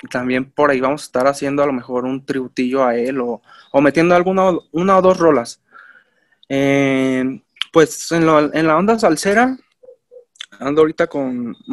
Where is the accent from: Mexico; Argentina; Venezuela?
Mexico; pues como mexicano se puede decir, pues estamos como influenciados en otras ondas